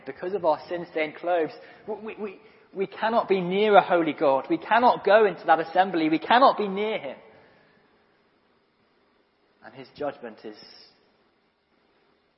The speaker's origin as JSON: {"language": "English", "country": "Guernsey", "said": "I'm from Guernsey in Channel Islands."}